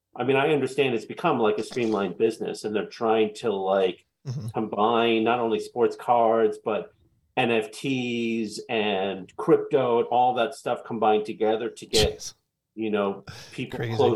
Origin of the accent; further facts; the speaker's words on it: Queens, New York, United States; And so since I'm from Queens, I collected Pete Alonso.